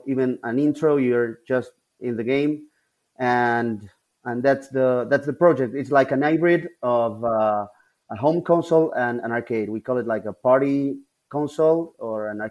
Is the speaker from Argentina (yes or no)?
yes; Buenos Aires, Argentina; we're from Buenos Aires, the capital city of Argentina